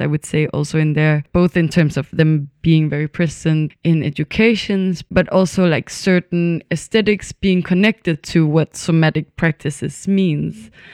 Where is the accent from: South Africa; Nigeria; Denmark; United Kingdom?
Denmark; Copenhagen, Capital Region of Denmark; moved away as an adult; also born or lived in Berlin; now in Stockholm, Sweden; I'm born and raised in, in Copenhagen in Denmark